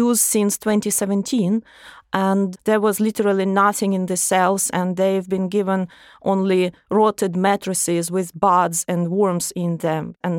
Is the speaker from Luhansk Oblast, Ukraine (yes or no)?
no; Odesa Oblast, Ukraine; I'm from Odessa region in the south.